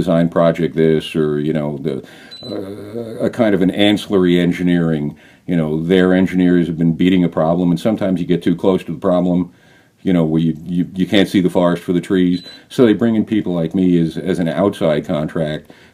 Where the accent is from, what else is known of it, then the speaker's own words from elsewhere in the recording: East Coast, United States; moved away as an adult; now in New Mexico, United States; I asked to be put back on the East Coast, you know, home, family, friends